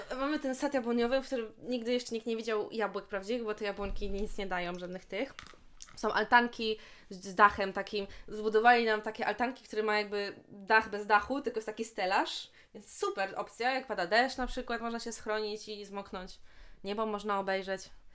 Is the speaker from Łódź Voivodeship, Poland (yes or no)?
yes; Bełchatów, Łódź Voivodeship, Poland; ja w sumie mieszkam w Bełchatowie, jestem z Bełchatowa